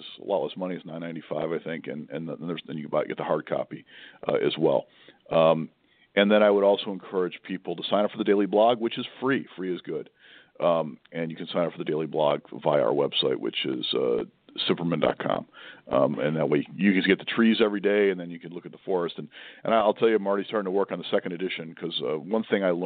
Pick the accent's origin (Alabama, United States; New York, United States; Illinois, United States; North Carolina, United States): New York, United States; Buffalo; moved away; I grew up in Buffalo, New York, which is more Midwestern than East Coast